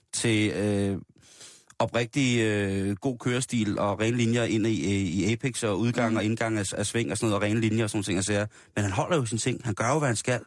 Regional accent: Denmark; vi som danskere

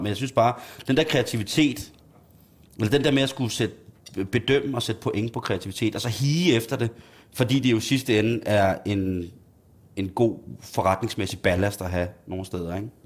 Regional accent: Himmelev, Zealand, Denmark; i Himmelæv, i mit barndomshjem

